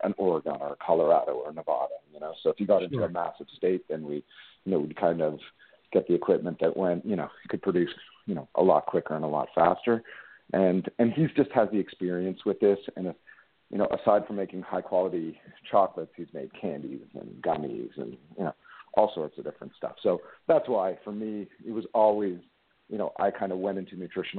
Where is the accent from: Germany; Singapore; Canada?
Canada; Being a Canadian boy